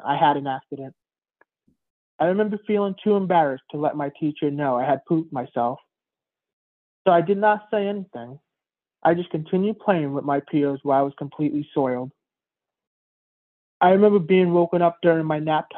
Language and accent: English; New York City, New York, United States; I was born premature in April of 1984 at St. Joseph's Hospital in Queens, New York